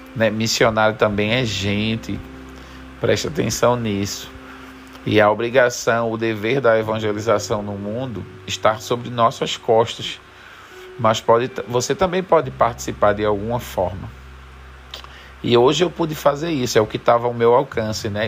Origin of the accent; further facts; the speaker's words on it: Jaboatão dos Guararapes, Pernambuco, Brazil; moved away; also born or lived in Senegal; eu me criei em Jaboatão dos Guararapes, num lugar chamado Santo Aleixo